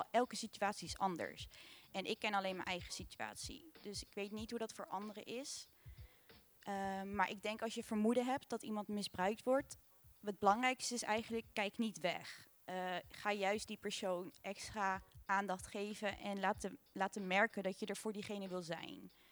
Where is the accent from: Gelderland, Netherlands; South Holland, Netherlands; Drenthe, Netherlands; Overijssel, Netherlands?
South Holland, Netherlands; Rotterdam; ik ben 20 jaar en ik kom ook uit Delfshaven.